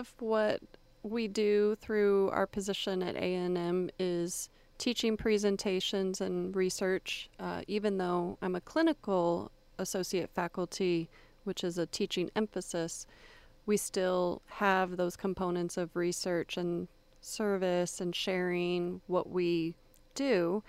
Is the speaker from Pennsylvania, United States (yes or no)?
no; Florida, United States; born or raised there; also born or lived in Texas